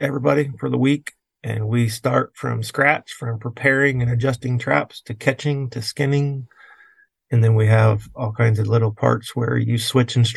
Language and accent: English; Indiana, United States; moved away as an adult; now in Ohio, United States; I'm really from Indiana